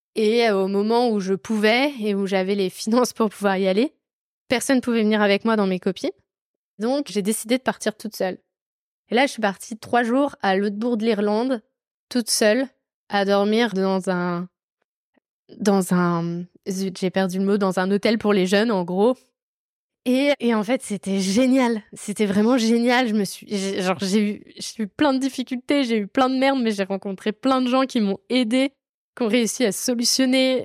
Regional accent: France; la chance que j'avais d'être française

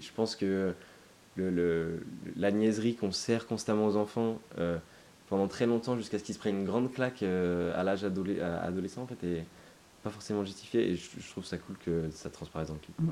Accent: Toulouse, Occitania, France; je suis toulousain et on vit tous à Toulouse

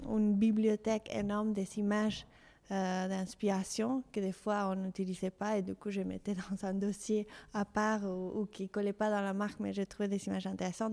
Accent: Mexico City, Mexico; French is a second language; moved away as an adult; now in France; je suis mexicaine. Je suis née au Mexico City et j'ai grandi là-bas.

